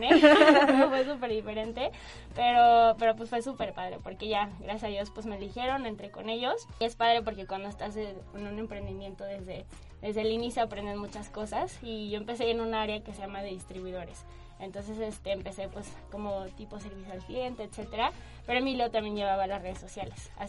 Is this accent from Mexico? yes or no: yes; Guadalajara, Jalisco, Mexico; now in Mexico City, Mexico; así como lo dijeron. Exactamente, tengo 24 años, soy de Guadalajara y me vine a vivir hace como cuatro meses a la Ciudad de México